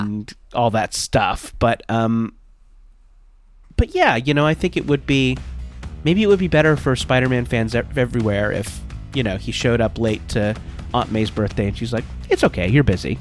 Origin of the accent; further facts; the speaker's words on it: Orange County, California, United States; I grew up in Orange County, California.